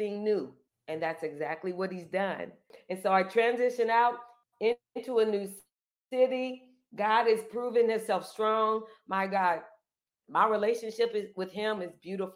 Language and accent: English; Peoria, Illinois, United States; moved away as an adult; I had lived no other place but Peoria, Illinois